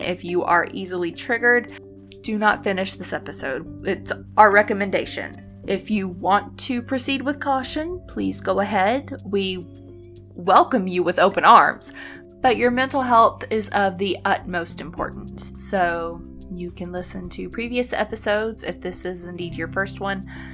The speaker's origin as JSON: {"language": "English", "country": "United States", "said": "we are from America and we live in an apartment complex"}